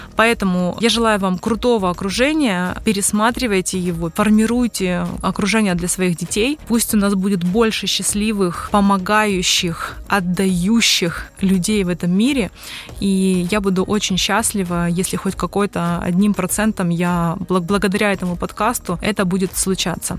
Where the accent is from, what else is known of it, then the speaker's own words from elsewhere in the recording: Simferopol, Crimea, Ukraine; now in Kyiv, Ukraine; когда я жила в Симферополе, я сама из Крыма